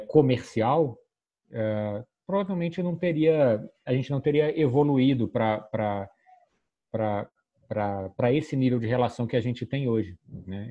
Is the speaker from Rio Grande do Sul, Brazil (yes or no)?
no; Petrópolis, Rio de Janeiro, Brazil; eu venho lá de Petrópolis